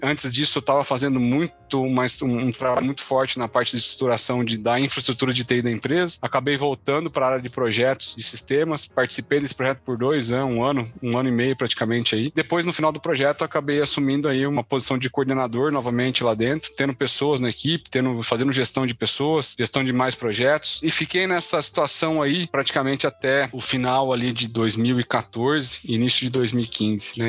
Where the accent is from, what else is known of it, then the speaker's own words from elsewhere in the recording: Mogi das Cruzes, São Paulo, Brazil; moved away as an adult; also born or lived in interior of Paraná; eu sou de Mogi das Cruzes, na região da Grande São Paulo